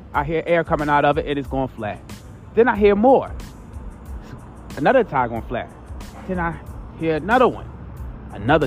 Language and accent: English; Baltimore, Maryland, United States; I'm from East Baltimore.